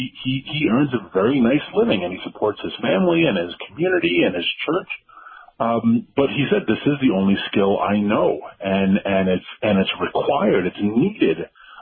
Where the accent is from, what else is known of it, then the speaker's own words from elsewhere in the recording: Washington, District of Columbia, United States; because I'm from Washington, D.C. And so I don't see the pain I'm inflicting.